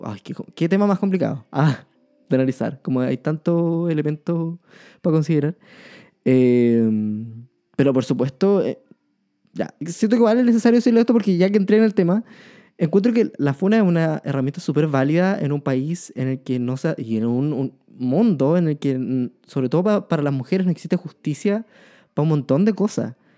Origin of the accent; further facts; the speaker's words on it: Chillán, Ñuble, Chile; also born or lived in Concepción; yo soy de Chillán. Eh, nací nacido y criado acá.